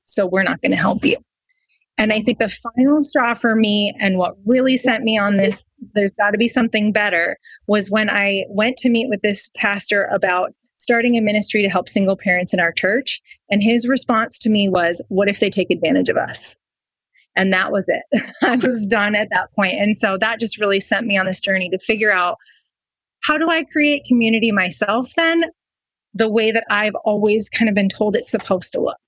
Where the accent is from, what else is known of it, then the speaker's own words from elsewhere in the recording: Wisconsin, United States; we lived in Wisconsin